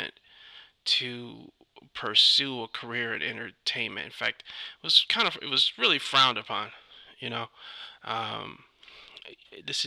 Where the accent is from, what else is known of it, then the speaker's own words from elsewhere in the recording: Ypsilanti, Michigan, United States; moved away as an adult; also born or lived in Detroit, Michigan / Arizona / North Carolina / New York City; now in Los Angeles, United States; I'm from Detroit originally. I was born in Detroit. My parents, we ended up moving to Arizona. Stayed there for a year, two maybe, moved to North Carolina, and then came back up to Michigan and settled in the town, city of Ypsilanti.